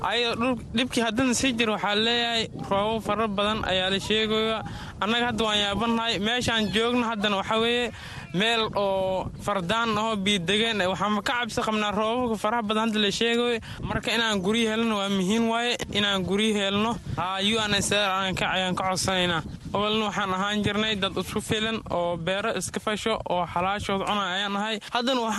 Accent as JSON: {"language": "Somali", "country": "Somalia", "also_born_or_lived": "Middle Juba", "said": "waxaan ka soo barakacnay jubbadu dhexe ayaan ka soo barakacnay marka wiil soomaaliyeed ayaan ahay maamo maamo soomaaliyeedna waa ila jeegta oo anay i dhashay lix ruux noo nahay marka waxaan dhex joognaa hadda booshish"}